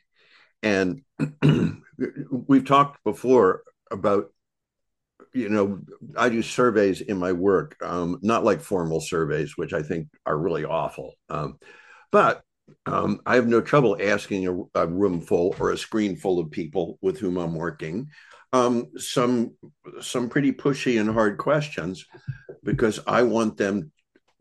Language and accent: English; Bucks County, Pennsylvania, United States; I grew up in Bucks County, Pennsylvania, which is a nice place